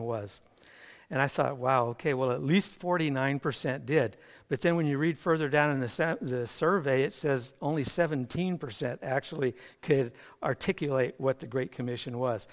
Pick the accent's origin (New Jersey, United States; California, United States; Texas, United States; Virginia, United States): California, United States; Burbank; moved away as an adult; also born or lived in San Dimas, California / El Cajon, California / San Marcos, California; now in Madrid, Spain; I was born in Burbank